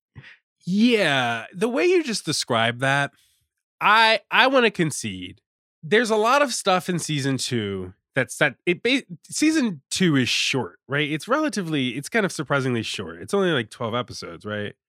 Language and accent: English; Richmond, Virginia, United States; I'm from Richmond, I'm from Virginia